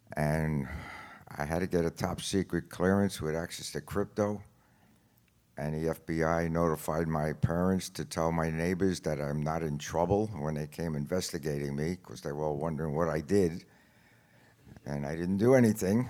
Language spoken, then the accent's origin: English; New York, United States; I'm from New York